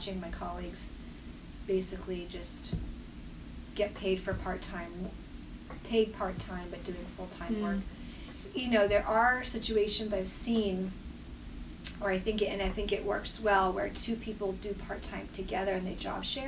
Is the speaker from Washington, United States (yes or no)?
no; Maine, United States; moved away as an adult; now in Connecticut, United States; I was going to go back to Maine and maybe even my hometown and be a town doc